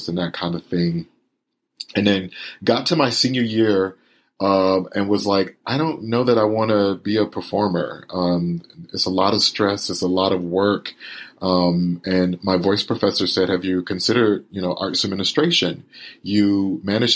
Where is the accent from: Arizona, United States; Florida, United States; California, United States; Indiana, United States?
Florida, United States; Winter Haven; I was born and raised in Winter Haven, Florida, which is right between Orlando and Tampa, in a rural county called Polk County